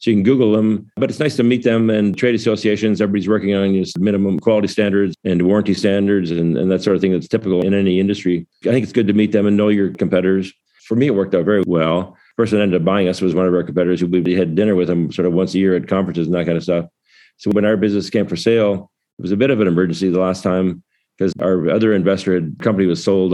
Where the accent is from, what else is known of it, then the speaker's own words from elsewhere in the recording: Waterloo, Ontario, Canada; my hometown of Waterloo, Canada